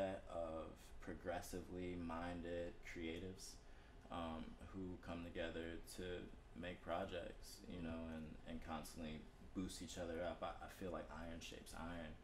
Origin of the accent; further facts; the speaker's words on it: Florence, South Carolina, United States; moved away; stayed back in my hometown when I was trying to get out and go to college, or trying to, you know, leave Florence, South Carolina